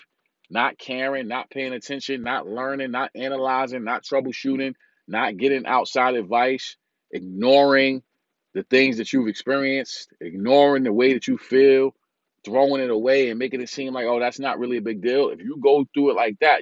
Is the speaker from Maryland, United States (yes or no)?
no; New York City, New York, United States; I'm from Brooklyn, New York.